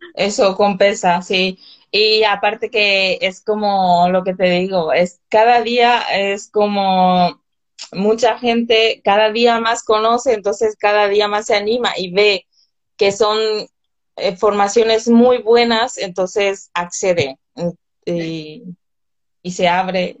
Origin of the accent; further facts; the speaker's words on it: northern Paraguay, Paraguay; moved away as an adult; also born or lived in Vitoria, Spain / Paris, France; now in Madrid, Spain; en mi zona, de donde soy yo, del, del norte